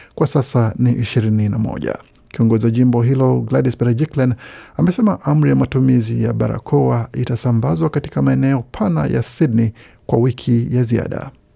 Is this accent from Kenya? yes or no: no; South Kivu, DR Congo; now in Australia